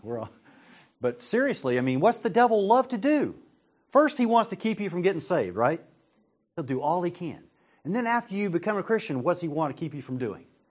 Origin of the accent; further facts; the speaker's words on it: United States; I'm an American